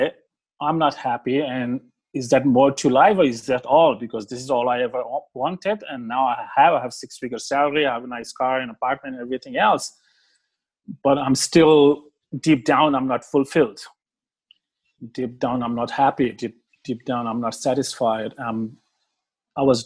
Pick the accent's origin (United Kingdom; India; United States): India; moved away as an adult; also born or lived in Australia; I grew up in India, but I was from middle-class family